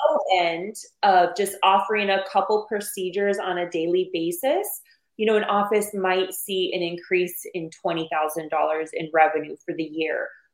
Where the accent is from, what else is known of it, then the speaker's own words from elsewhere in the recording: Arizona, United States; I'm from Arizona. I was born and raised on Mexican food